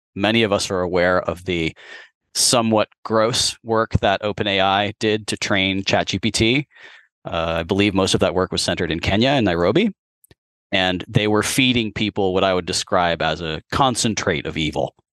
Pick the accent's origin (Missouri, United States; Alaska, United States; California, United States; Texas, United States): California, United States; San Francisco; as a child growing up in San Francisco